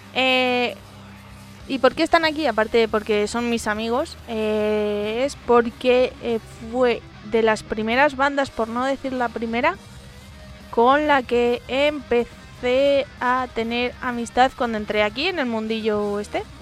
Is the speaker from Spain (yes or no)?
yes; Madrid, Community of Madrid, Spain; en Madrid, los madrileños, mejor dicho, no tenemos acento